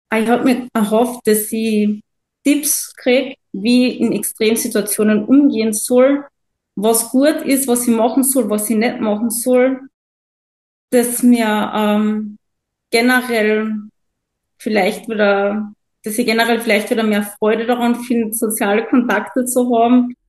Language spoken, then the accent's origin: German; Carinthia, Austria; Ich komme aus Kärnten in Österreich.